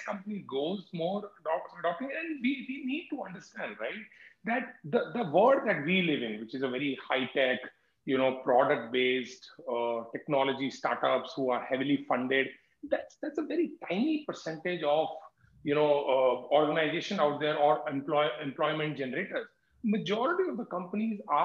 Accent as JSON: {"language": "English", "town": "Jaipur", "region": "Rajasthan", "country": "India", "said": "I come from Jaipur"}